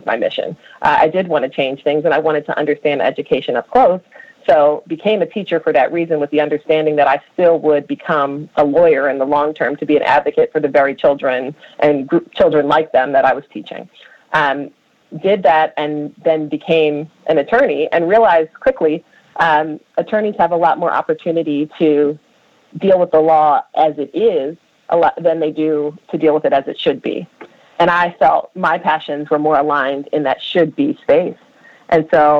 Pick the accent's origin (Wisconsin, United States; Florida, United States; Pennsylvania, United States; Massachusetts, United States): Pennsylvania, United States; Philadelphia; I grew up in Philadelphia's public schools